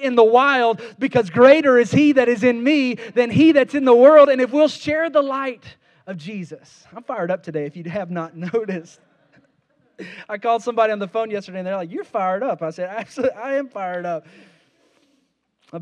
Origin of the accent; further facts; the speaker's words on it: Kentucky, United States; I grew up around Mammoth Cave, a couple hours away from Mammoth Cave in Kentucky